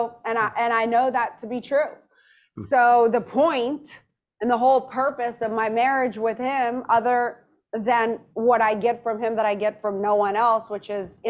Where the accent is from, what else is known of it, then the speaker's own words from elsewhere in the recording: New Orleans, Louisiana, United States; moved away; also born or lived in Madrid, Spain; I was reared in New Orleans from 1 until